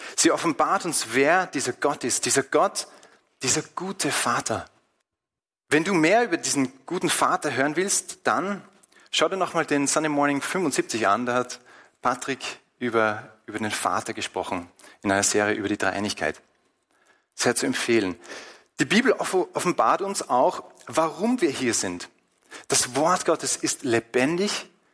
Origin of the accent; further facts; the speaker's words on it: Austria; bei uns in Österreich